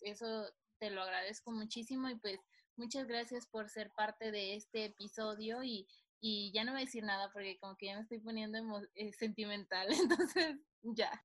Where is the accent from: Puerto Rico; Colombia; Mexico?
Mexico; nosotros como mexicanos